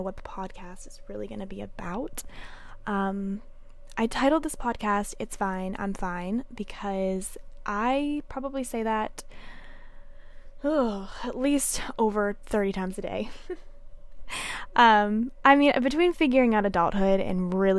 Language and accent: English; Pennsylvania, United States; moved away as an adult; now in Nashville, United States; I moved here from Pennsylvania, which is where I was born and raised